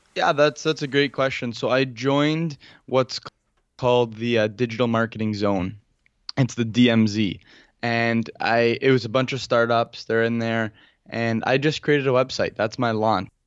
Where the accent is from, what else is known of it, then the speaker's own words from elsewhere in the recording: Toronto, Ontario, Canada; I'm from Toronto